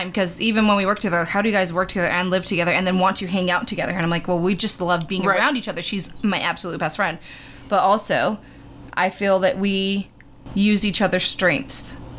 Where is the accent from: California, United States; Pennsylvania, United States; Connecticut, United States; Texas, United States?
California, United States; Rancho Cucamonga; moved away as an adult